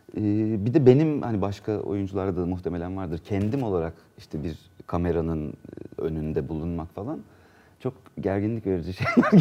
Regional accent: Ankara, Turkey; also born or lived in Isparta / Burdur / Antalya; 2 yaşındayken Ankara'ya zaten gelmişler. Ben hep Ankara'da

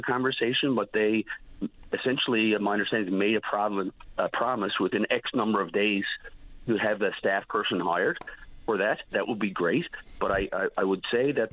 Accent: Conception Bay East - Bell Island, Newfoundland and Labrador, Canada; I was born and raised in Conception Bay, East Belle Island, so I do consider that my home district

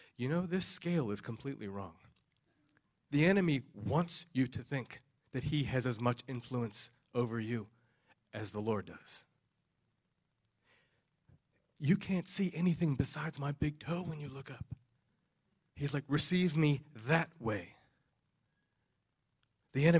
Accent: New Jersey, United States; moved away; I grew up in New Jersey

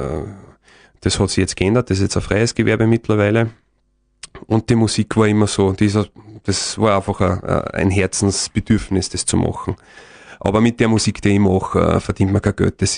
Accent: Lower Austria, Austria; Ich bin halt auch, ich komme aus dem Waldviertel, da ist relativ flach

